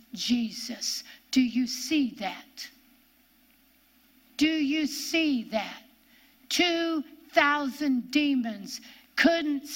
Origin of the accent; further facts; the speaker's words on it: Ohio, United States; accent: Ohio; my Ohio accent